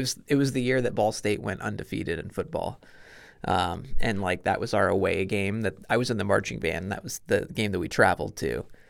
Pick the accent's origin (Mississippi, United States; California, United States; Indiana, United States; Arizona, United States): Indiana, United States; Kokomo; also born or lived in New York / Missouri / Alaska; I grew up in Kokomo, so north of Westfield. I'm a military brat, so we moved around a lot when I was born in New York, and then we moved to Missouri, and then Alaska, and then moved to Indiana, and then to Kokomo.